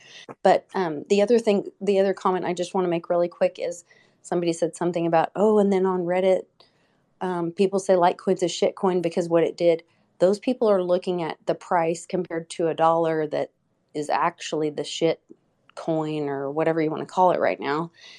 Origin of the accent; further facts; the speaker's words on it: Oklahoma City, Oklahoma, United States; my hometown in Oklahoma City